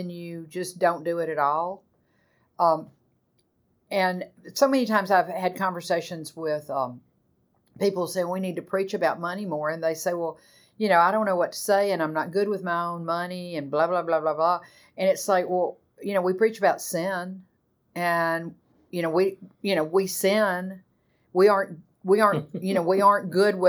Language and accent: English; the American South, United States; growing up in the American South in the 60s, 70s